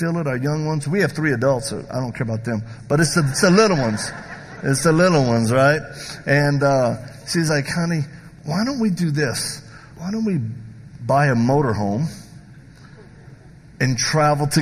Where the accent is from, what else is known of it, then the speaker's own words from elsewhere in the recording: the South, United States; I'm from the South